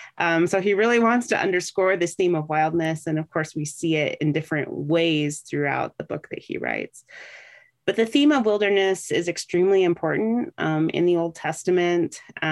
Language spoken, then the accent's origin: English; Monterey Bay Area, California, United States; I was raised in the Monterey Bay Area, just not too far from Santa Cruz.